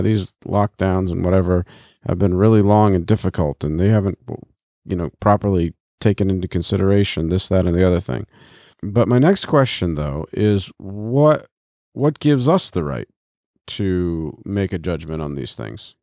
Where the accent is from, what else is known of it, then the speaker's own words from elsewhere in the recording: United States; we as Americans and as American Christians